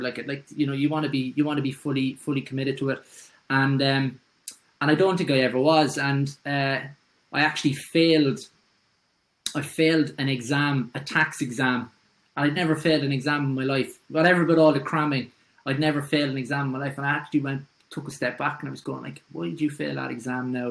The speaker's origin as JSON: {"language": "English", "town": "Cork", "region": "Munster", "country": "Ireland", "tie": "born or raised there", "moved": "as an adult", "lives_now": "Dublin, Ireland", "said": "from Douglas in Cork. Yeah. And uh, I moved to Dublin in 2008"}